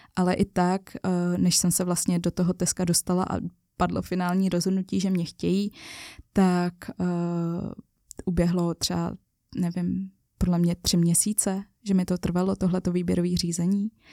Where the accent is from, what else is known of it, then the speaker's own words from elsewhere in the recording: Czechia; byla jsem já Češka